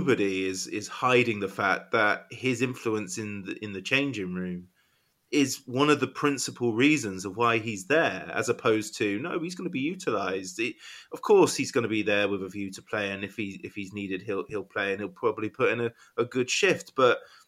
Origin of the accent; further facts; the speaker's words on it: England, United Kingdom; I'm English, I'm an England fan